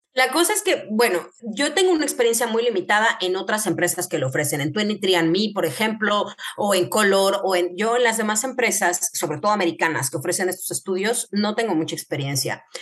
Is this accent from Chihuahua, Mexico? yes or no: no; Querétaro, Mexico; moved away as an adult; also born or lived in Mexico City; now in Spain; yo soy médico genetista de México, eh, soy de Querétaro